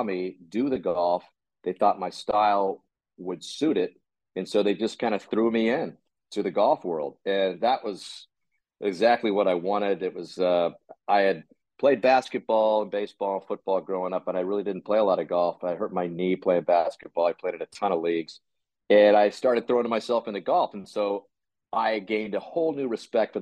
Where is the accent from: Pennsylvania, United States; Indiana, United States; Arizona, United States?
Arizona, United States; Tucson; I grew up in Tucson, Arizona.